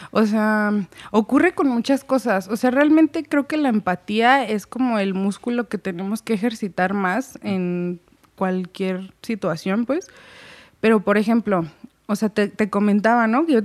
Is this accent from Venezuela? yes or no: no; Mexico; Soy mexicana